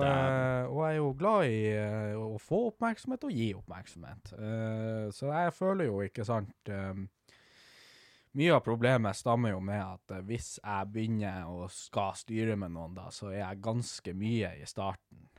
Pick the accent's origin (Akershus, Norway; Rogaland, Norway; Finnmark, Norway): Finnmark, Norway; Havøysund; jeg er fra Havøysund